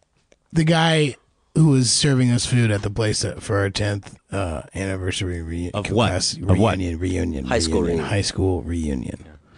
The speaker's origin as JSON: {"language": "English", "region": "New Jersey", "country": "United States", "said": "we're from North Jersey."}